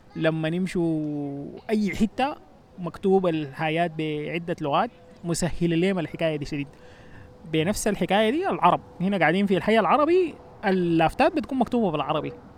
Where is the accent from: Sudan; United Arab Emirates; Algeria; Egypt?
Sudan; also born or lived in New Jersey, United States; now in United States; نحن بالنسبه لنا كسودانيين